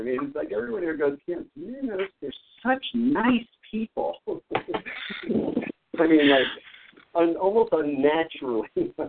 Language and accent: English; New York, United States; moved away; I'm actually from New York originally